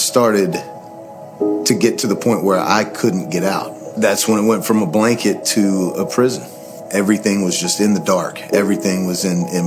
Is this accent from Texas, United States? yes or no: yes; Waxahachie, Texas, United States; I grew up here in Waxahachie, a preacher's son